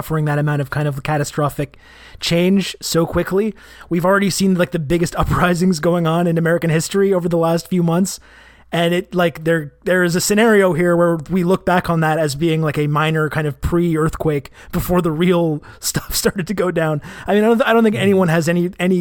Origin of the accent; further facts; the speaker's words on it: Canada; I'm Canadian